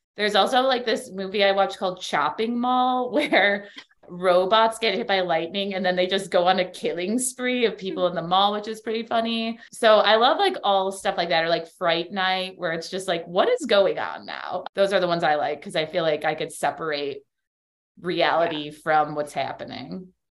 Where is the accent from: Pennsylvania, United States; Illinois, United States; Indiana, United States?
Illinois, United States; Chicago; moved away as an adult; now in Miami, United States; I'm from Chicago. That's how I know Dana and my other co host on Allegedly Astrology. We all went to high school together